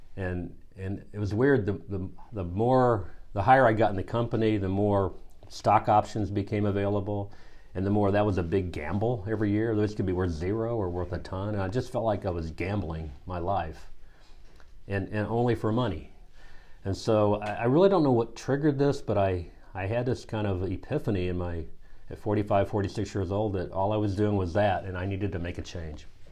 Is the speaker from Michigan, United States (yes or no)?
no; small town near Kansas City, Missouri, United States; now in Durham, North Carolina, United States; I grew up in Missouri in a small town near Kansas City